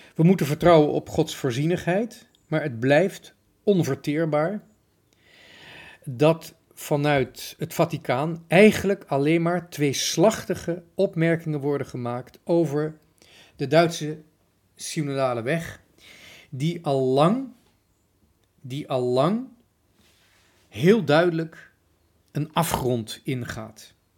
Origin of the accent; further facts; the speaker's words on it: Netherlands; wij Nederlanders